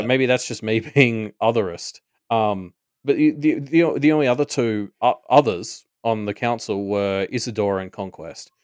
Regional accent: Australia; we are Australian

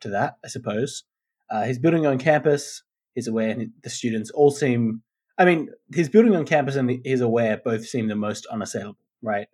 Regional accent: Australia; people our age growing up in Australia in like the 90s, the early 90s

